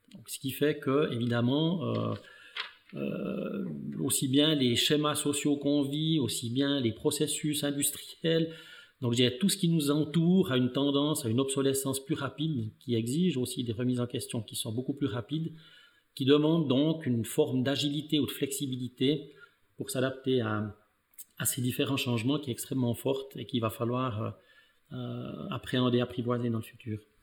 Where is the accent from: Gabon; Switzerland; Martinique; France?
Switzerland; Neuchâtel; je suis né dans le canton de Neuchâtel. je suis en fait né, mais issu d'une famille d'immigrés italiens